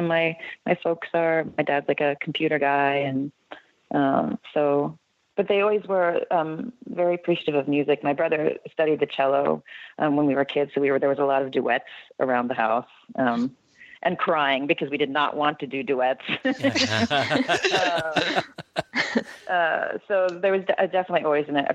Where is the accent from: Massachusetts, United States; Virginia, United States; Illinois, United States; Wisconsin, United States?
Illinois, United States; Barrington; I grew up in the western burbs of Chicago, Barrington, and then went to Northwestern to study music